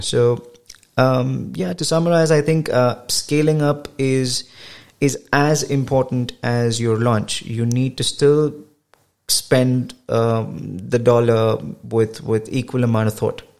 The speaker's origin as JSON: {"language": "English", "country": "India", "tie": "born or raised there", "moved": "as an adult", "said": "I come from India and my yeah. education is all uh, from uh, India"}